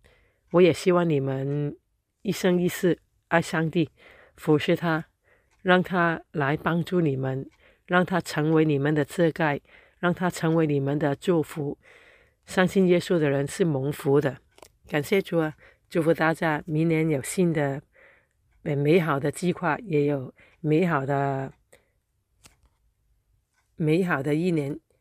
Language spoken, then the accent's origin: Chinese; Hong Kong; 亲爱的朋友，大家好，我是来自香港的 … ，非常感恩有机会跟你们分享。